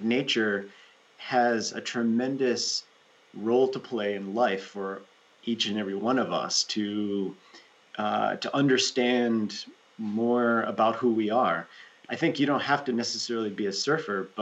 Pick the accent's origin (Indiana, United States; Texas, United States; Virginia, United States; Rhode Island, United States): Rhode Island, United States; moved away as an adult; also born or lived in New York City, United States; now in Ananda Village, United States; where I grew up in Rhode Island, there's really good surf in Rhode Island